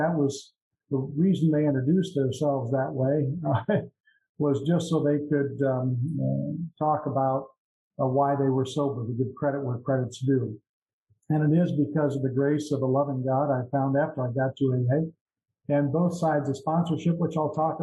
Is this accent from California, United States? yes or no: no; Iowa, United States; also born or lived in Florida / Des Moines, Iowa; I'm from Midwest United States, Iowa. I'm in Florida now. I'm in Florida half time and in Iowa half time